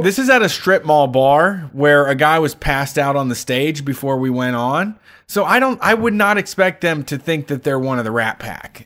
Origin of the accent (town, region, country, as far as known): Ohio, United States